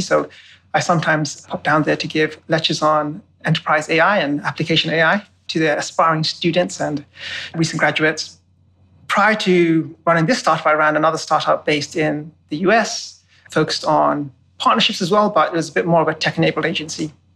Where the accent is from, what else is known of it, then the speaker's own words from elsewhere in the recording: London, United Kingdom; moved away; I was born and bred in London.